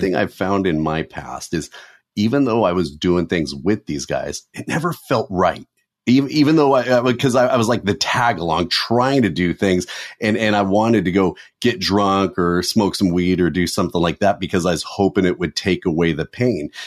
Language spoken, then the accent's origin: English; Southern California, United States; me growing up in Southern California